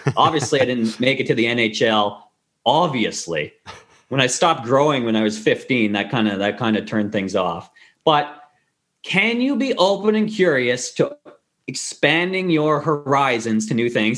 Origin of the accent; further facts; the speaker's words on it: Kingston, Ontario, Canada; moved away as an adult; also born or lived in Victoria, Canada; now in Vancouver, Canada; I went back to my hometown, Kingston, Queens, Queens University